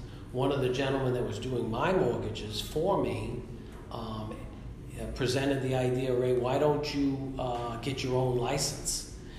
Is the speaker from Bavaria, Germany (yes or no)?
yes; Munich, Bavaria, Germany; born there; because I was born in Munich, Germany.